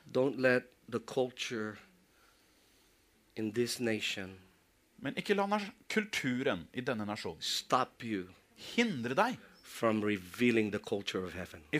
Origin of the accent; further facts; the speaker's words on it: Philippines; Og jeg lar ikke det at jeg er filippiner, få lov til å forme meg og danne og begrense meg.